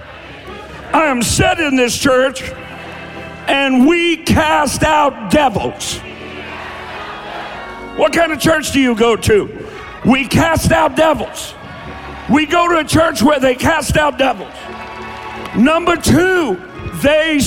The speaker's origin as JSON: {"language": "English", "region": "Eastern Kentucky", "country": "United States", "said": "I'm from Eastern Kentucky."}